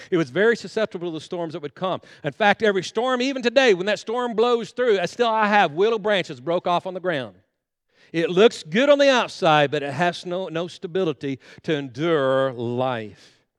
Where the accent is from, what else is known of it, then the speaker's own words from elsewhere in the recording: Guymon, Oklahoma, United States; moved away as an adult; now in Enid, United States; we live in Enid, Oklahoma, and we grew up right here in Guyman, Oklahoma, a graduate of Guyman High School